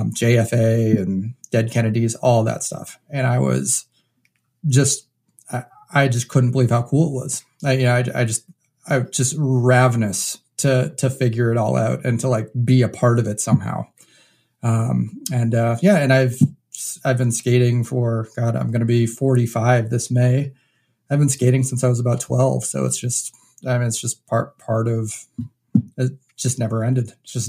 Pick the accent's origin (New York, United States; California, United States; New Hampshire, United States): New Hampshire, United States; I was actually born and raised in New Hampshire.